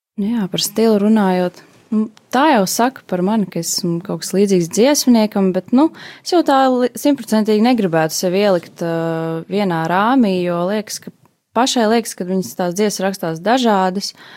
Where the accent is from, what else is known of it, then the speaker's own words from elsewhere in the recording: Jelgava, Zemgale, Latvia; Es esmu oriģināli no Jālgavas, Jālgavniec